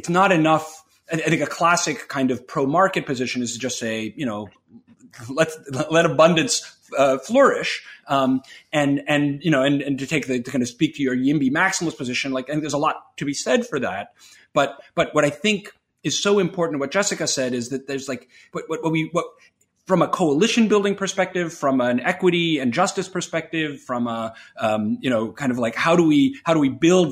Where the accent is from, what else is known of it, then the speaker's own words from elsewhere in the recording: New York, United States; I grew up in New York